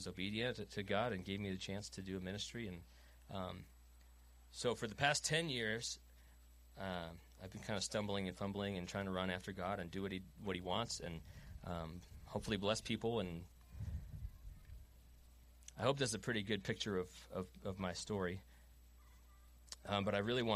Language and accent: English; Long Island, New York, United States; moved away as an adult; I'm from Long Island, born and raised